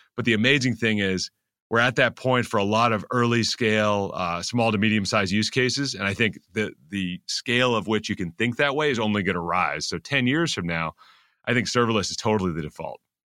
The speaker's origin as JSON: {"language": "English", "area": "Silicon Valley", "region": "California", "country": "United States", "tie": "born or raised there", "moved": "as an adult", "lives_now": "New York City, United States", "said": "I grew up in Silicon Valley"}